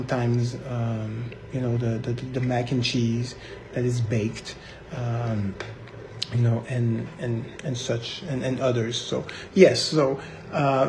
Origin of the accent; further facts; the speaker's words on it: Montreal, Quebec, Canada; now in United States; I'm from Montreal, but from Haitian parents